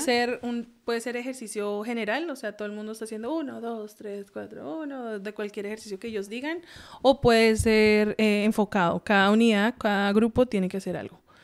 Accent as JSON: {"language": "Spanish", "country": "Colombia", "tie": "born or raised there", "also_born_or_lived": "San Antonio / Anchorage, Alaska", "moved": "yes", "lives_now": "United States", "said": "yo crecí en Colombia, soy mm, pues colombiana en sí"}